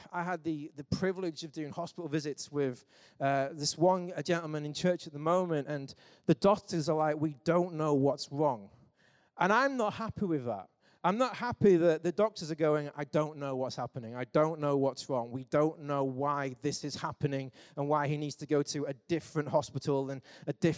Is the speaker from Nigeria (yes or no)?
no; England, United Kingdom; we're English